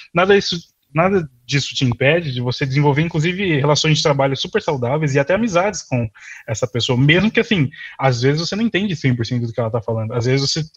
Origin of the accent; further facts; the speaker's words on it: Brazil; moved away as an adult; also born or lived in São Paulo; now in Ireland; estudado quando eu estava no Brasil.